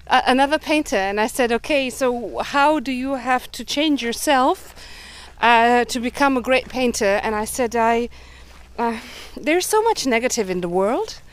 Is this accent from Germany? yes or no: yes; Germany; I grew up in Germany, having parents coming from Budapest